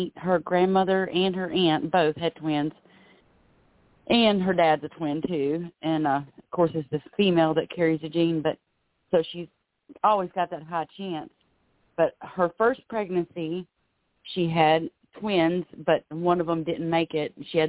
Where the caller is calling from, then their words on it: Florida, United States; calling from Florida.